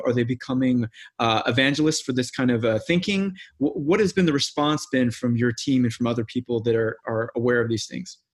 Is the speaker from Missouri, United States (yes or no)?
yes; Missouri, United States; now in Los Angeles, United States; I'm from the Midwest too, not from Iowa, but I'm from Missouri